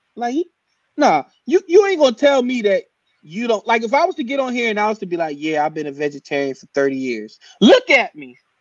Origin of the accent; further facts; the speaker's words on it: New Jersey, United States; moved away; I'm from New Jersey.